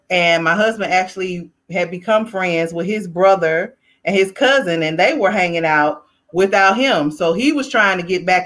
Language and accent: English; the South, United States; I am from the South